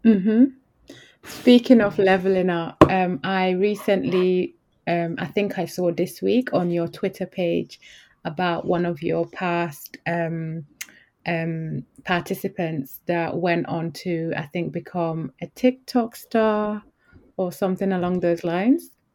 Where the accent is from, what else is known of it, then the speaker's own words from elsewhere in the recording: Yorkshire and the Humber, United Kingdom; I grew up in Yorkshire